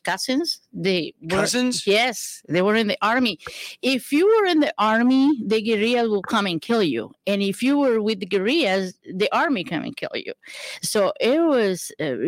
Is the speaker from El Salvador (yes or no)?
yes; El Salvador; now in Houston, United States; I am from El Salvador, and we fled the country